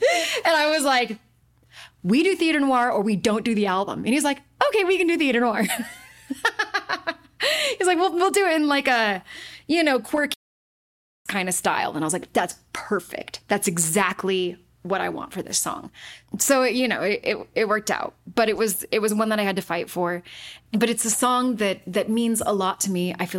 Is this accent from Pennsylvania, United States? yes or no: no; Utah, United States; Born and raised in Utah, and I was not raised Mormon.